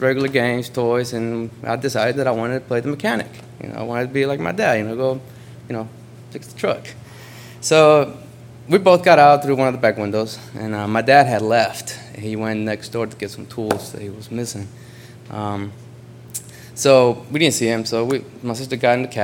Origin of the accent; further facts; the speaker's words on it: Honduras; moved away; I'm originally from Honduras